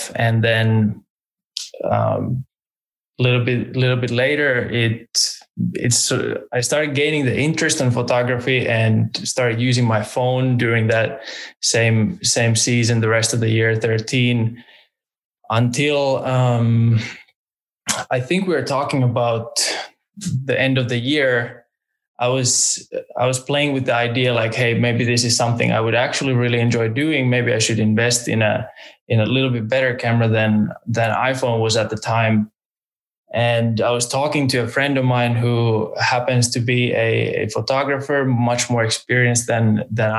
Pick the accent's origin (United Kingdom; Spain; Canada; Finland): Finland; moved away as an adult; also born or lived in Tallinn, Estonia / United States; now in Norway; I now live in Norway, but I was raised in Finland, originally born in Tallinn, but I barely spent any time there. I would say I was born and raised in Finland